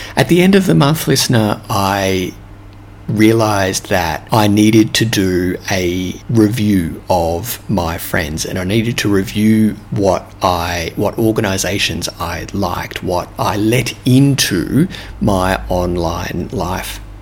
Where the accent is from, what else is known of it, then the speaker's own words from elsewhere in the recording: Australia; accent: Australian; moved away; my Australian accent